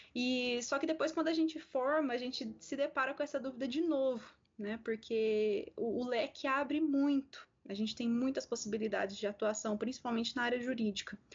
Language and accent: Portuguese; interior of São Paulo state, Brazil; moved away as an adult; also born or lived in Santiago de Compostela, Spain; now in Goiás, Brazil; no interior do estado de São Paulo, de onde eu sou